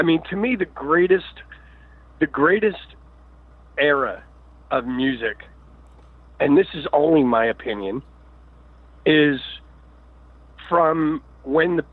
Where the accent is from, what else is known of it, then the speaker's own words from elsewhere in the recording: Philadelphia, Pennsylvania, United States; I grew up in Philadelphia